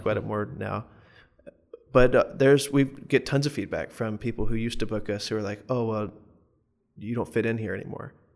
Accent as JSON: {"language": "English", "town": "Morganton", "region": "North Carolina", "country": "United States", "also_born_or_lived": "Chapel Hill, North Carolina", "moved": "as an adult", "said": "I'm from Morganton, North Carolina in the mountains, and when I moved to Chapel Hill for school"}